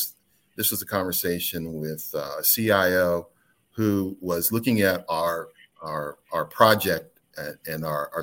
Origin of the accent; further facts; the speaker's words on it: Midwest, United States; now in North Carolina, United States; I'm from the Midwest